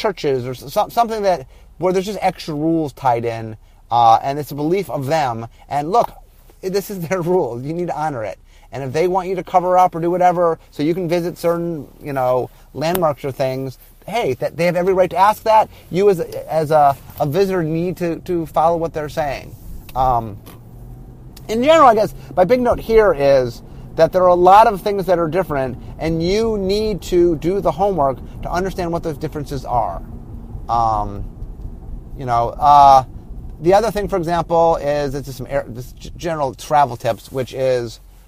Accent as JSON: {"language": "English", "country": "United States", "said": "I'm American"}